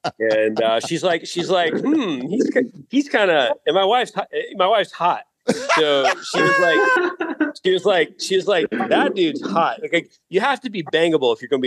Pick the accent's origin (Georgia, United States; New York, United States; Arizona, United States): Georgia, United States; Atlanta; I grew up in the Atlanta rock music scene